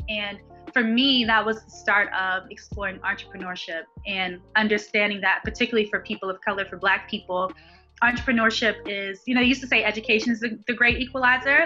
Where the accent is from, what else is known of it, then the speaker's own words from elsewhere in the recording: Baltimore, Maryland, United States; I'm born and raised in Baltimore, Maryland